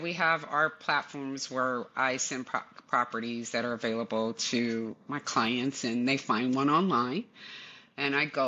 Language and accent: English; California, United States; I'm basically born and raised in California